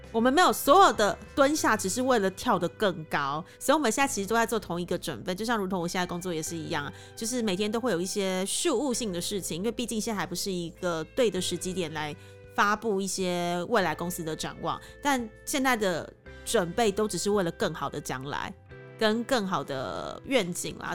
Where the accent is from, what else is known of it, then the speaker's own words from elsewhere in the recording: Taiwan; now in Cambodia; 就像我们台湾人讲英文还是会有台湾口音在